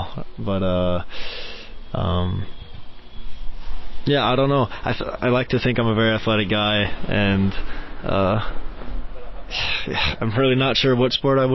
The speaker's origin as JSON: {"language": "English", "town": "O'Fallon", "region": "Missouri", "country": "United States", "tie": "born or raised there", "moved": "as an adult", "lives_now": "Norwich, United Kingdom", "said": "my hometown is O'Fallon, but I tell everybody St. Louis because that's, you know, the biggest city there."}